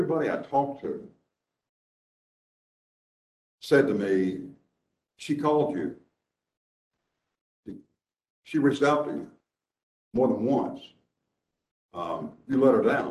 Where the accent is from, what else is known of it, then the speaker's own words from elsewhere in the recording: Dallas, Texas, United States; now in Nashville, United States; when I was a child growing up in Dallas